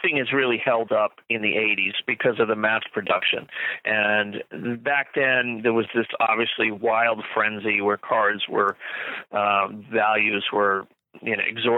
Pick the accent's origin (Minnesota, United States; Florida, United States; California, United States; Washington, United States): Florida, United States; when I was a kid growing up in Florida